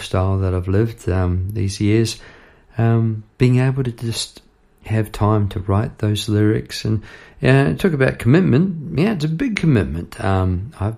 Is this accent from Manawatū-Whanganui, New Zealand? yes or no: yes; Palmerston North, Manawatū-Whanganui, New Zealand; moved away; also born or lived in Victoria, Australia; It flows past Palmerston North, which is where I grew up in New Zealand